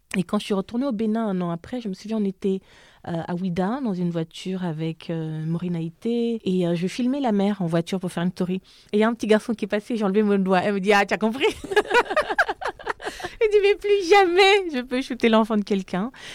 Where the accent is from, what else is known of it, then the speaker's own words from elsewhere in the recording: Gabon; accent: Gabonese; moved away as an adult; also born or lived in France; now in Paris, France; mon accent gabonais ressortait